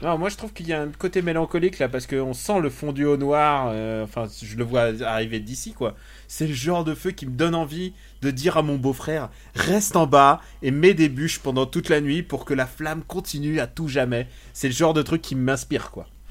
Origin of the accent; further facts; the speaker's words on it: Normandy, France; j'ai passé mon enfance en Normandie.